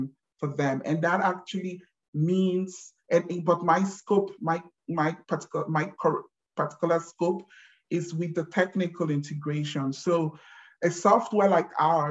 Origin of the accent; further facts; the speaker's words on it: Nigeria; moved away as an adult; now in Germany; I have been living in Germany for the last 16 years, but born and bred, born and raised in Nigeria